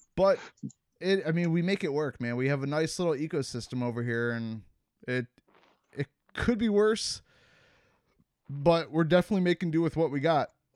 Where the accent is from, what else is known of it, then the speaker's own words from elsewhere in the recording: Cleveland, Ohio, United States; moved away; where I grew up in Cleveland